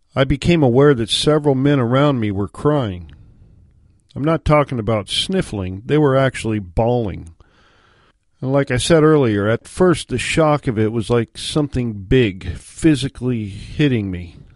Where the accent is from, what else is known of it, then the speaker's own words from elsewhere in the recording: Washington, United States; moved away as an adult; my home state of Washington